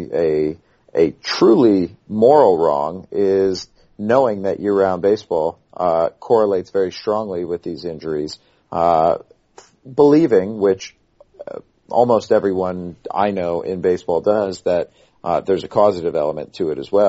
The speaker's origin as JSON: {"language": "English", "town": "Shawnee Mission", "region": "Kansas", "country": "United States", "said": "We are from Kansas, so..."}